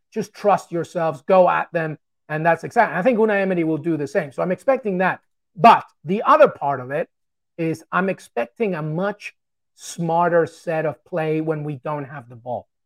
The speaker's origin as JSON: {"language": "English", "region": "England", "country": "United Kingdom", "tie": "born or raised there", "also_born_or_lived": "Peru", "said": "growing up in England. I love England so much, it's a part of me"}